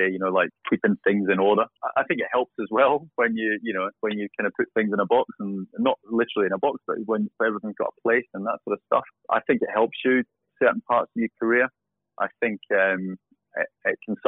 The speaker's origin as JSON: {"language": "English", "region": "Scotland", "country": "United Kingdom", "tie": "born or raised there", "also_born_or_lived": "Warwickshire", "moved": "yes", "lives_now": "Dubai, United Arab Emirates", "said": "growing up in Scotland"}